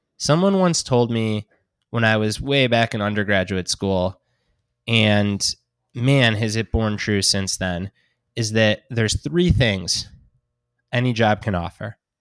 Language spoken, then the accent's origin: English; Detroit, Michigan, United States; born and raised in Detroit, growing up a Detroit Lions fan